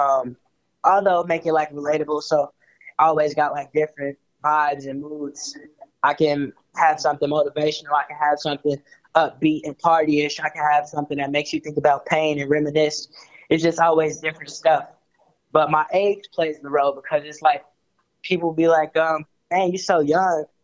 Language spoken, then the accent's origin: English; Chicago, Illinois, United States; I was born and raised in Chicago